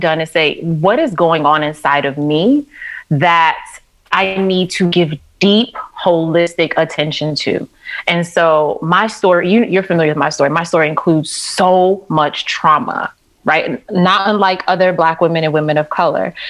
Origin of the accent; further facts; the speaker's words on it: New York City, New York, United States; growing up in New York City and being on the subway with my mom at like 4, 5, 6 years old